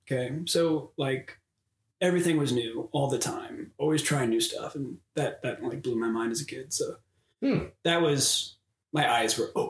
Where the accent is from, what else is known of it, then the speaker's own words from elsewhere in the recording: Sunbury, Ohio, United States; also born or lived in Nelsonville, Ohio; I schooled in Sunbury, Big Walnut, and I, I grew up in Nelsonville.